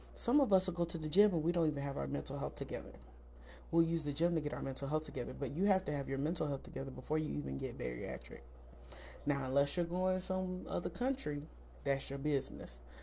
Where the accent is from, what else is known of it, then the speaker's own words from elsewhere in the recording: the South, United States; I grew up in the South